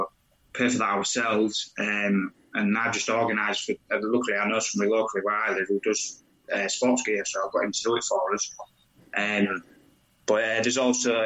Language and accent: English; Hull, Yorkshire and the Humber, United Kingdom; also born or lived in Beverley; I'm from Hull myself